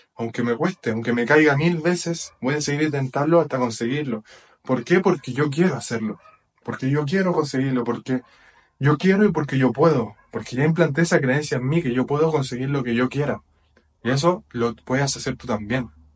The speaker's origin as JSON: {"language": "Spanish", "country": "Chile", "moved": "as an adult", "lives_now": "Portugal", "said": "soy de Chile y actualmente estoy viviendo en Portugal"}